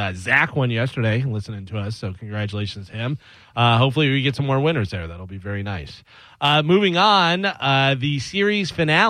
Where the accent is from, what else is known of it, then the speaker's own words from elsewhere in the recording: Illinois, United States; I grew up in Illinois